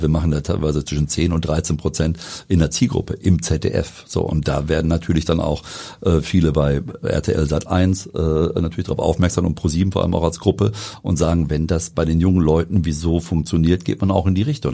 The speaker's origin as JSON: {"language": "German", "town": "Wetter", "region": "North Rhine-Westphalia", "country": "Germany", "tie": "born or raised there", "said": "wir kommen beide aus Wengern"}